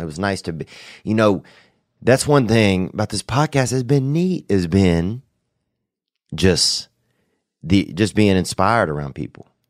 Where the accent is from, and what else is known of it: Louisiana, United States; born or raised there; moved away